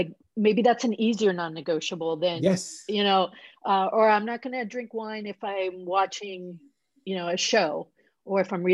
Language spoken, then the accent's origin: English; Puerto Rico; moved away; I grew up in Puerto Rico